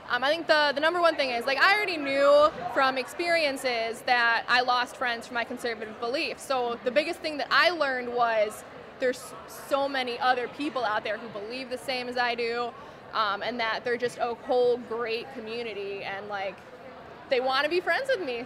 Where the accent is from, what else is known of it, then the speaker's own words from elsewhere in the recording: Freeport, Illinois, United States; I am from Freeport, Illinois